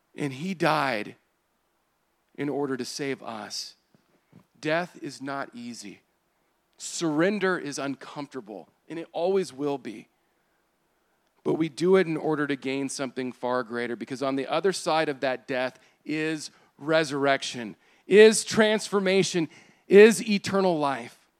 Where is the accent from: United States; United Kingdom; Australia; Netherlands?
United States